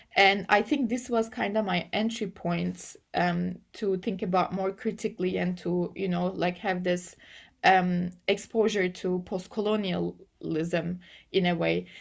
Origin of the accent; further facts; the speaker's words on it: Turkey; English is a second language; I come from Turkey